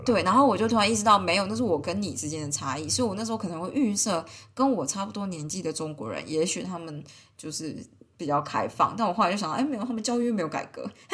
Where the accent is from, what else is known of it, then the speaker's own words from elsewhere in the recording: Taiwan; moved away as an adult; now in Switzerland; 我从台湾来，就是用法语啦